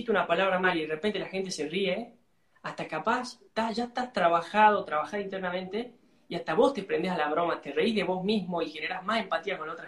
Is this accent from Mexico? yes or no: no; Salta, Argentina; ¿De dónde soy? Soy de Salta, la linda. Salta es al norte de Argentina.